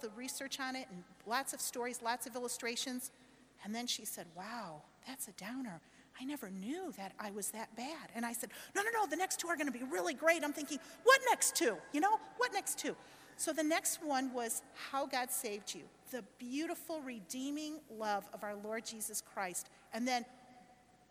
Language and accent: English; Chicago, Illinois, United States; My husband and I, Steve, we're from Chicago